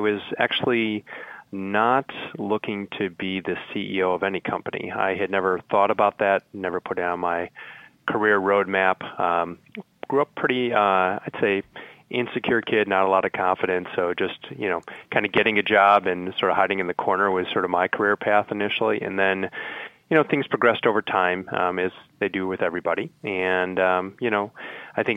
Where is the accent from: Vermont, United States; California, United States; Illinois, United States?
Illinois, United States; Chicago; also born or lived in Indiana; I'm a Midwest guy. I grew up in Chicago